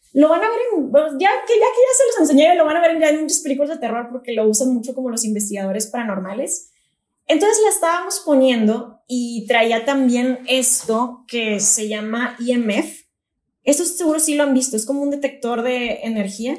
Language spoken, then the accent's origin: Spanish; Monterrey, Nuevo León, Mexico; soy de Monterrey y acá pues siempre estamos en calor intenso